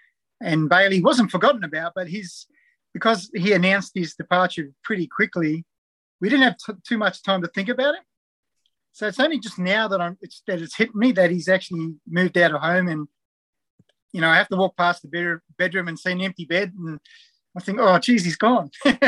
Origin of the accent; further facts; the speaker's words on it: Perth, Western Australia, Australia; also born or lived in New Zealand; now in Newcastle, Australia; So I was born in New Zealand. come across when I was about 6 years old. We actually moved to WA, Perth, initially, because my dad actually worked in the gold mines in Kalgoorlie.